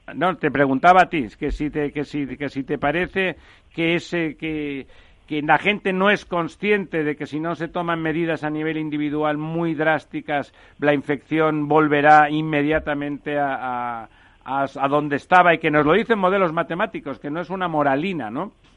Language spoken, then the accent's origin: Spanish; Spain; nosotros, bueno, mediterráneos, españoles en general